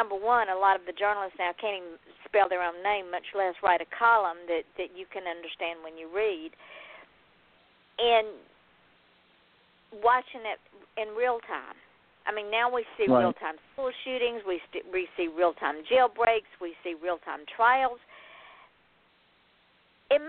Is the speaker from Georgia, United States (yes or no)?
yes; Georgia, United States; moved away as an adult; also born or lived in Seattle; now in Treasure Coast, Florida, United States; I'm from Georgia, lived in Georgia all my life, except for 6 months